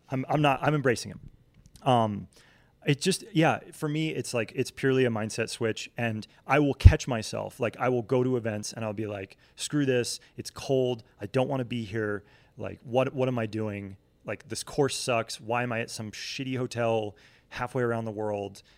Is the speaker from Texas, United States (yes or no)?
no; Vermont, United States; moved away as an adult; also born or lived in Connecticut / Oklahoma City; now in Salt Lake City, United States; growing up in New England, right, like, I, I was born in Connecticut, grew up in Vermont